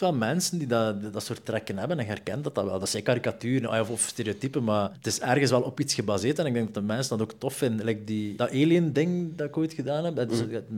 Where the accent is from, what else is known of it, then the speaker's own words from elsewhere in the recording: Zele, Flanders, Belgium; moved away; ik kwam van Zeelen oorspronkelijk, dat is Lokeren en Dendermonde.